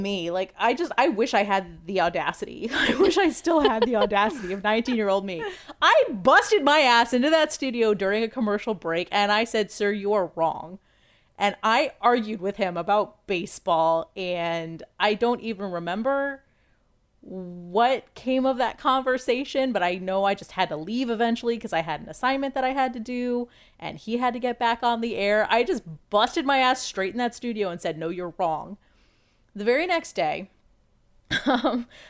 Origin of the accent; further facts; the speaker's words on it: Washington, District of Columbia, United States; moved away as an adult; now in Ohio, United States; I grew up in Washington, D.C.